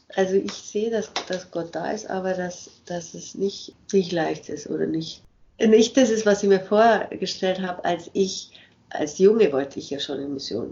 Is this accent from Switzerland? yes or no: no; Germany; moved away; als Deutsche mit unserer komischen Art, Englisch zu sprechen